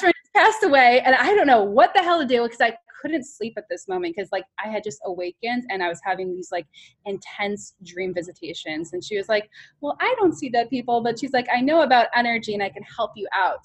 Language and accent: English; New York City, New York, United States; as a New Yorker